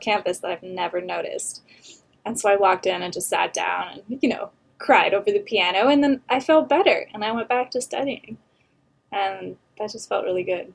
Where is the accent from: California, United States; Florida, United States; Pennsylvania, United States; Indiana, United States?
California, United States; Temecula; moved away as an adult; now in Los Angeles, United States; I grew up just outside of Temecula